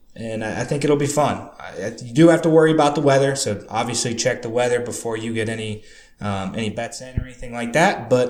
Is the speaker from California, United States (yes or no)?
no; Columbus, Ohio, United States; I grew up in Columbus, Ohio